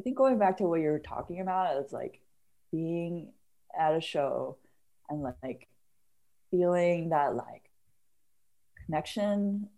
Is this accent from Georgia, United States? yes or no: no; Bay Area, California, United States; now in Seattle, United States; I grew up in the Bay Area, and there were a lot of Asian kids in my high school